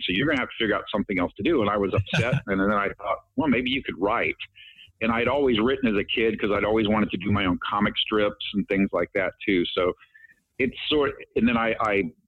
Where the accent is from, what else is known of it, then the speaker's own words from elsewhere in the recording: the South, United States; moved away as an adult; now in California, United States; my parents were really Southern and I grew up in the South